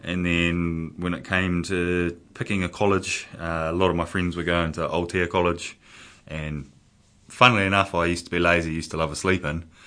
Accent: Porirua, Wellington, New Zealand; brought up in Porirua

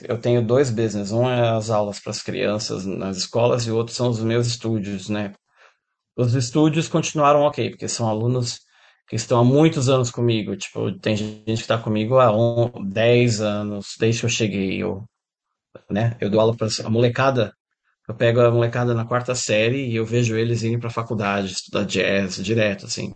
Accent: Brazil; moved away as an adult; also born or lived in São Paulo, Brazil / Dubai, United Arab Emirates; Eu estava procurando uma mudança, saí do Brasil, isso foi 2007

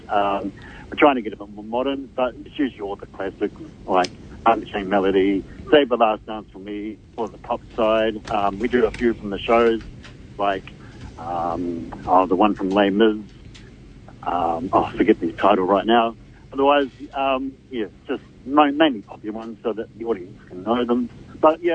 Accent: Ireland; now in New Zealand; I am Irish.

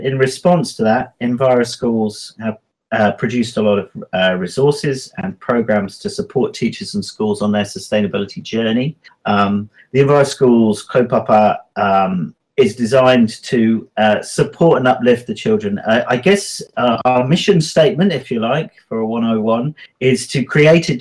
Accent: England, United Kingdom; now in Wanaka, New Zealand; I'm English, you can probably tell

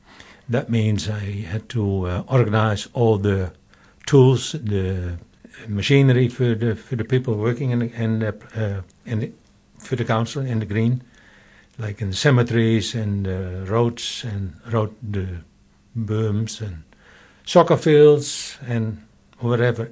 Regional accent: Netherlands; moved away as an adult; now in New Zealand; I am from the Netherlands

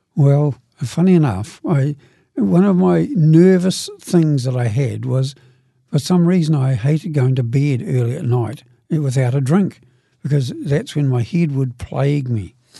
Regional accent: Dunedin, Otago, New Zealand; now in Christchurch, New Zealand; I live in Christchurch, but I, I come originally from Brighton, Dunedin. And, oh, that's where I was meant to grow up. I got older down there

